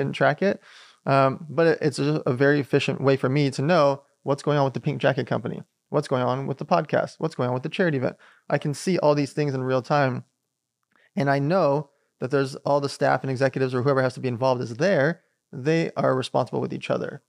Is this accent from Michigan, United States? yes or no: no; Long Beach, California, United States; also born or lived in Riga, Latvia / San Diego; we migrated here from a place called Riga Lapia when I was six months old. So, we grew up in Long Beach